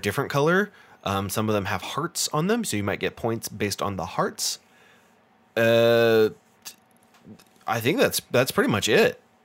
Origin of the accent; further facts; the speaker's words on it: United States; I'm American